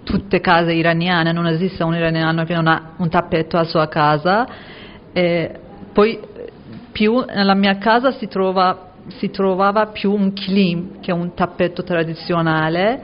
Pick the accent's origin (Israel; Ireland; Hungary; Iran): Iran; northern Iran; Italian is a second language; moved away as an adult; now in Italy; da dove vengo io, che è il nord di Iran